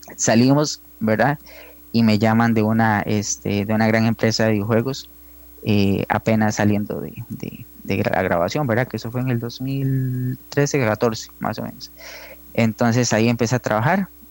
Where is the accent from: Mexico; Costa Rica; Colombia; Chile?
Costa Rica; Hojancha, Guanacaste; moved away as an adult; also born or lived in San José; yo soy de Ojancha, Guanacaste, eh, el pueblo más hermoso del país